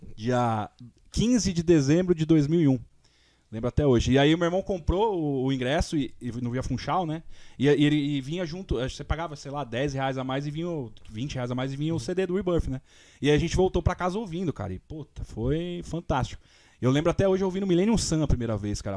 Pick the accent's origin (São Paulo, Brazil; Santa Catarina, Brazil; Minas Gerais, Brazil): São Paulo, Brazil; moved away; Eu sou de São Paulo, né? E morava na época lá.